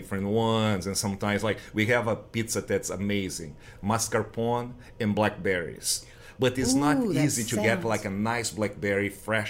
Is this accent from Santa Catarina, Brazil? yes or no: no; Rio Grande do Sul, Brazil; English is a second language; moved away as an adult; now in Dallas, United States; they're from my hometown, Rio Grande do Sul, South Brazil.